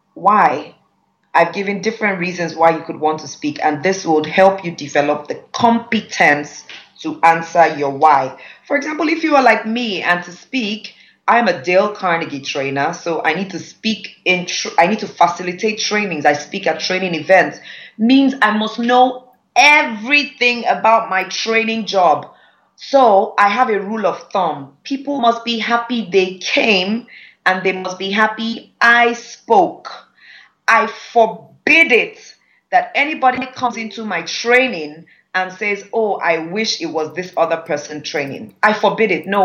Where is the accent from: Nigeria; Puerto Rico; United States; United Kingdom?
Nigeria; accent: Nigerian; we are Nigerians with our Nigerian accent